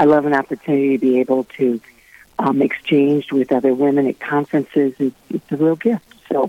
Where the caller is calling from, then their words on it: St. Louis, Missouri, United States; Oh, from St. Louis. St. Louis is my home base.